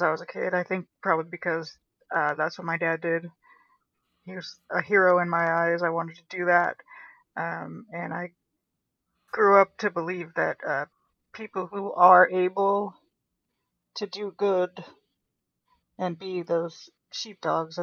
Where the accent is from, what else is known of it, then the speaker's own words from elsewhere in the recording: Boise, Idaho, United States; moved away as an adult; also born or lived in Southern California; now in Las Vegas, United States; I grew up in Boise, Idaho for the majority of my life. I was actually born in Southern California